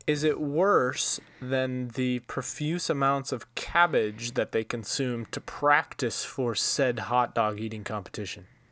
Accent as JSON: {"language": "English", "region": "Iowa", "country": "United States", "said": "I'm from Iowa"}